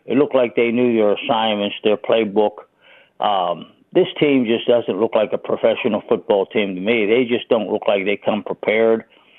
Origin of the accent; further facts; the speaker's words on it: Pittsburgh, Pennsylvania, United States; now in McCandless Township, United States; I grew up in Oakland, and we had a sandlot team that was called the Oakland Colts